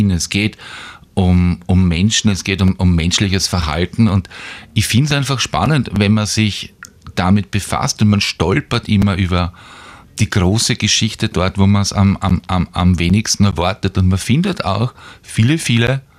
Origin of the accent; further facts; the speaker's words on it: Steinebrunn, Lower Austria, Austria; Also, mein Lieblingsplatzerl ist natürlich mein Heimatdorf Steinebrunn.